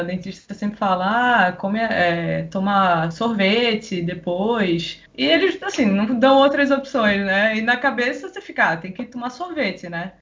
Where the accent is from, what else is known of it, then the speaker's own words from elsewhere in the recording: Recife, Pernambuco, Brazil; moved away as an adult; now in Niterói, Brazil; Vim lá de Recife, acho que dá pra perceber aí pelo sotaque. Mas moro aqui já há três anos e meio, desde 2016, tô morando aqui em Niterói